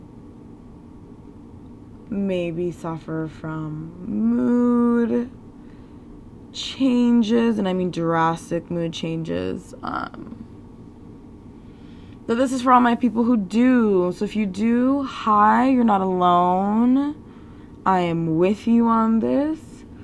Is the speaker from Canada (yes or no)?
yes; Canada; being a Canadian